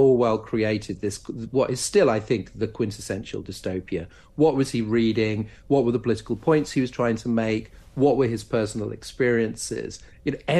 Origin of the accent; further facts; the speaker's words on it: London, United Kingdom; also born or lived in Norwich; I was born in Norwich and grew up in southeast London, and I now live in North London.